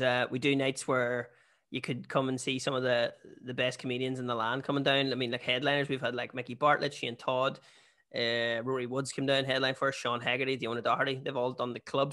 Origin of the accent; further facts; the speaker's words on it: Bessbrook, Northern Ireland, United Kingdom; moved away; also born or lived in Australia; I'm actually from Bearsbrook